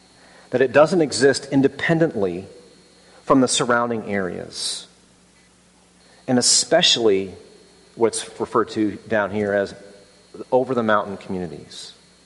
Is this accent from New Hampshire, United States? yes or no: no; Birmingham, Alabama, United States; It's like, well, no, I'm from Birmingham.